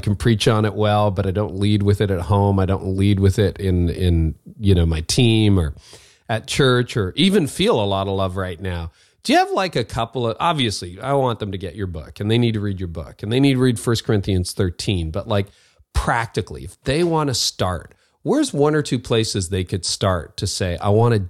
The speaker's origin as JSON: {"language": "English", "country": "Canada", "said": "Well, I'm a Canadian."}